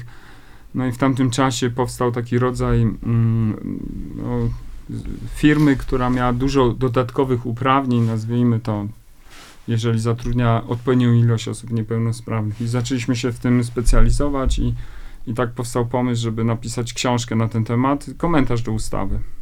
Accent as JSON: {"language": "Polish", "region": "Lower Silesian Voivodeship", "country": "Poland", "tie": "born or raised there", "said": "Ja już w ogóle się wychowałem w takim małym miasteczku na Dolnym Śląsku"}